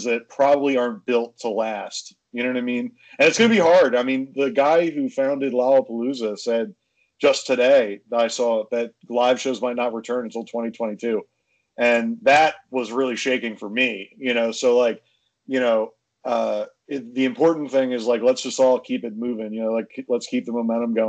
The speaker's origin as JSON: {"language": "English", "area": "Cape May County", "region": "New Jersey", "country": "United States", "said": "I am from Cape May County, New Jersey"}